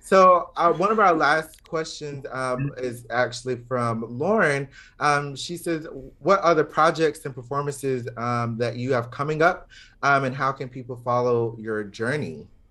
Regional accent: Georgia, United States; moved away; also born or lived in Florida; growing up in the South

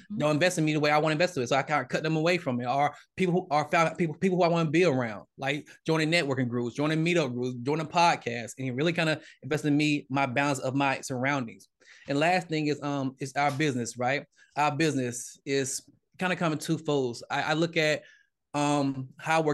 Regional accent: Georgia, United States; I'm from Georgia, Southern Baptist

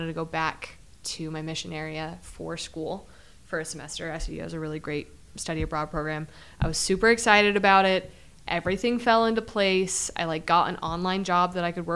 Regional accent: Utah, United States; I'm used to skiing on powder because I grew up in Utah

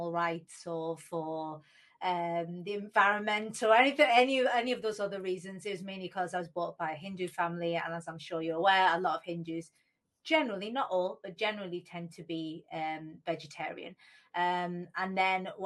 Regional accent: United Kingdom; when they came to the UK and they had me

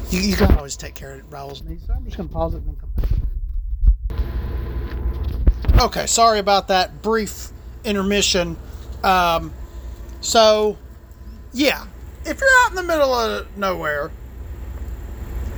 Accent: the South, United States; I'm from the South, and we try to be nice to each other down here

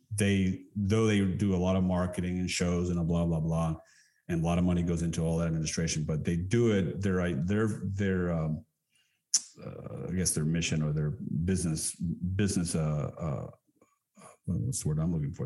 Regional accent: Texas, United States; growing up in Texas, you know, my mother was Colum- my mother is Colombian

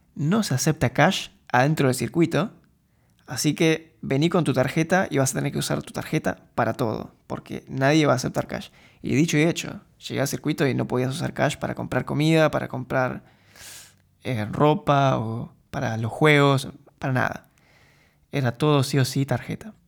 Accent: Argentina; moved away as an adult; now in Eindhoven, Netherlands

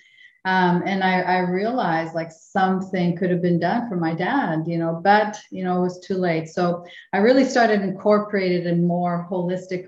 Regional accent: Winnipeg, Manitoba, Canada; moved away; we both grew up, yeah, in, the other side of the river, in the French, for me, in the French section, you know, Saint-Boniface

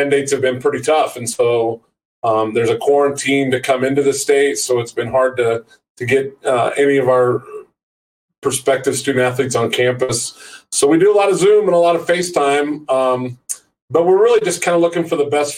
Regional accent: Maroa, Illinois, United States; I'm born and raised in Central Illinois. I grew up in a little small farming community called Maroa.

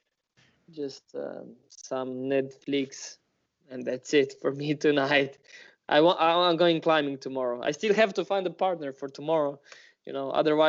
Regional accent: Slovenia; Ljubljana is like 45 minutes from my hometown

